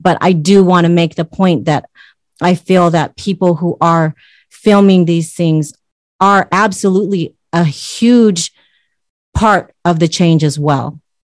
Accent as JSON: {"language": "English", "country": "United States", "tie": "born or raised there", "also_born_or_lived": "Utah", "said": "I grew up in Washington State and Utah around yeah. white people"}